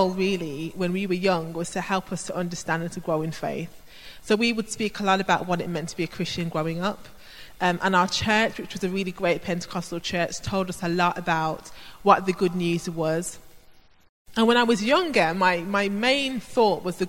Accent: Birmingham, West Midlands, United Kingdom; I grew up in Birmingham in an inner city area

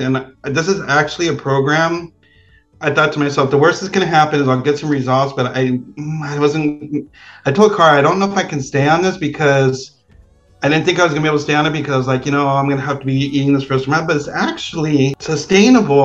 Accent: Pico Rivera, California, United States; moved away; I grew up in Pico Rivera

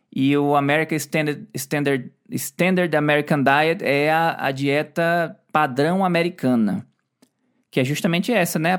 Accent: Brazil; moved away; Eu, como brasileiro, não gosto. E a gente mora fora do Brasil

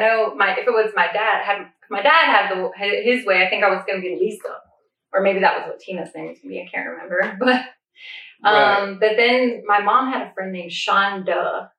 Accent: Paulding County, Georgia, United States; Way back to Paulden County. Born and raised on Drag Strip Road.

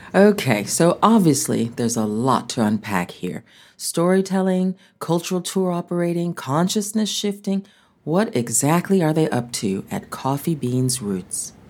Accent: United States; moved away as an adult; now in South Africa; my being an African American

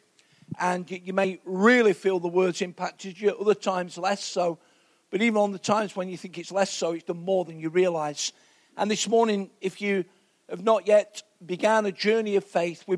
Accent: Nottingham, East Midlands, United Kingdom; I'm from Nottingham, two council house kids

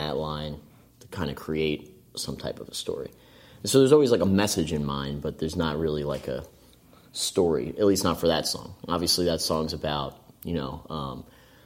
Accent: Hightstown, New Jersey, United States; I grew up in Hightstown.

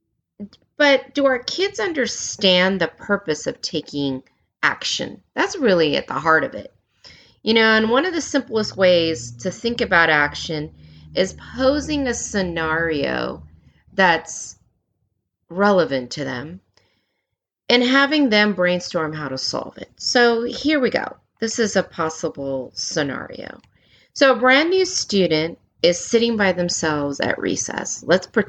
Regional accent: California, United States; moved away as an adult; also born or lived in Germany; growing up in California and being half Korean

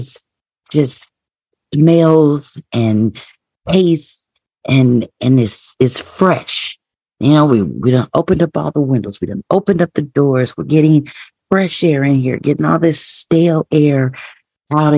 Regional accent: Midwest, United States; I'm a Midwest girl, born and raised in the Midwest

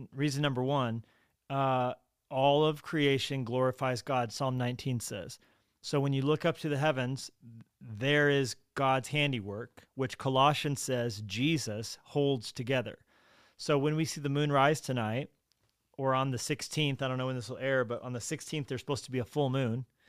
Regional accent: Colorado, United States; I was born in Colorado

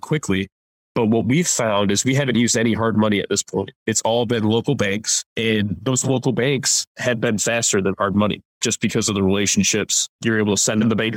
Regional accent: Plymouth, Michigan, United States; moved away as an adult; now in Monterey, United States; Growing up in Plymouth, Michigan, that's where I grew up

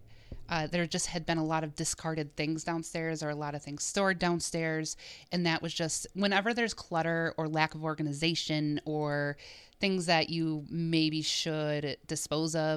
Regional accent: Menomonee Falls, Wisconsin, United States; I grew up in Menomonee Falls, so I passed this house quite a bit

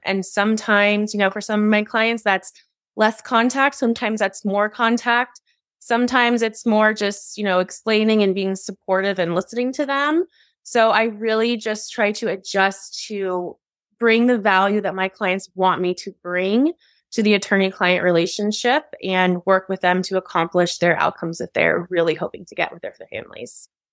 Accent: Ohio, United States; moved away as an adult; also born or lived in California; now in Arizona, United States; I was born in California, but then I moved to Ohio when I was really young, so I consider Ohio home

